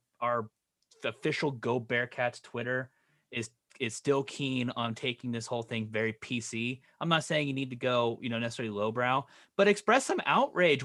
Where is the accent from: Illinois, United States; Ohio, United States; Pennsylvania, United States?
Ohio, United States; Cincinnati; we're from fucking Cincinnati